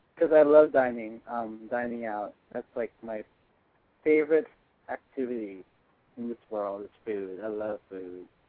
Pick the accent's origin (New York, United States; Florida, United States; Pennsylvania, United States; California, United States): California, United States; Northern; I'm from NorCal